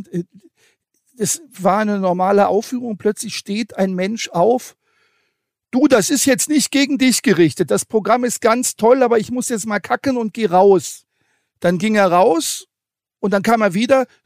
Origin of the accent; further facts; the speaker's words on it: Hanover, Lower Saxony, Germany; born there; ich bin ja gebürtiger Hannoveraner